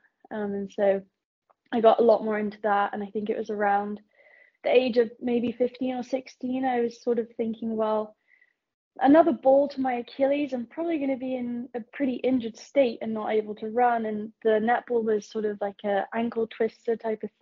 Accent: Plymouth, South West England, United Kingdom; moved away as an adult; also born or lived in United States; I was born and raised in Plymouth in the lovely county of Devon

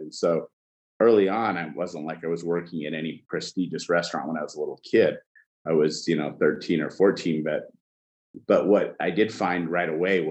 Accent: Washington, United States; also born or lived in Cairo, Egypt; I grew up in a small town in Washington State, and I was born in Egypt in Cairo

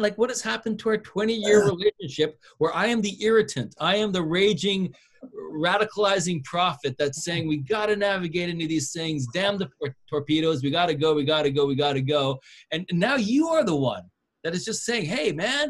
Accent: West Coast, United States; growing up on the West Coast.

